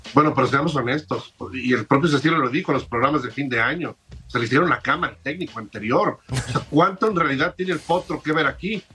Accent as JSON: {"language": "Spanish", "town": "Guadalajara", "region": "Jalisco", "country": "Mexico", "tie": "born or raised there", "said": "soy originario de Guadalajara"}